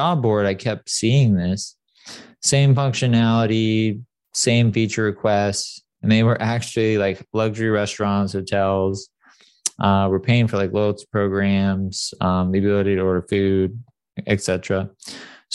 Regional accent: San Clemente, California, United States; also born or lived in Detroit; I grew up pretty poor in a very wealthy area, San Clemente

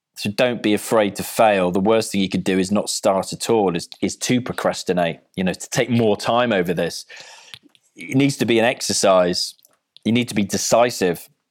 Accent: Cardiff, Wales, United Kingdom; I'm from Cardiff, so I support Wales.

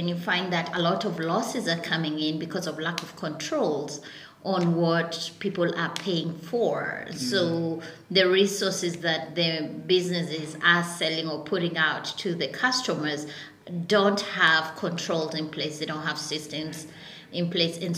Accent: Nairobi, Kenya; I grew up in Nairobi. I was born and raised in Kasarani.

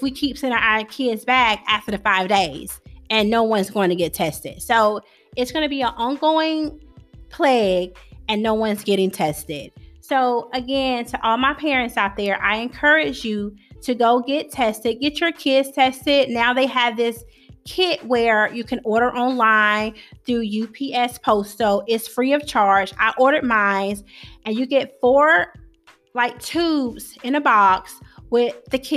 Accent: Georgia, United States; moved away as an adult; now in Clinton, United States; I'm from Georgia and teachers in Georgia don't

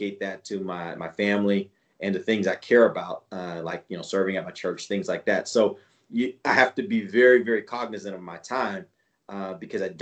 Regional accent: Houston, Texas, United States; I grew up in Houston

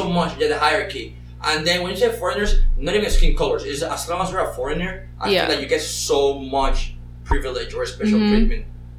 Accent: Panama City, Panama; moved away; I was born in Panama City

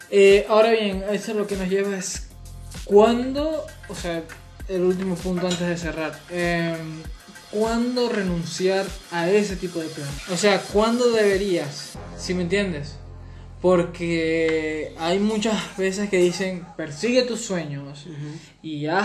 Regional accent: Gocho, Venezuelan Andes, Venezuela; Yo no soy de Maracaibo, yo no soy, pero yo, yo soy gocho, yo soy gocho.

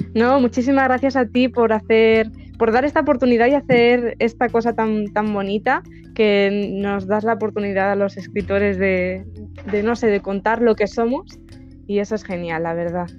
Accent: a small village in Ciudad Real, Castilla-La Mancha, Spain; soy de España y bueno, soy de, un pueblecito de Ciudad Real

